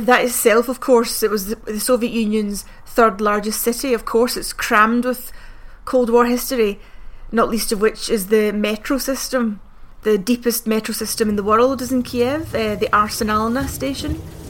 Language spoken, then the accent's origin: English; United Kingdom; I'm from Britain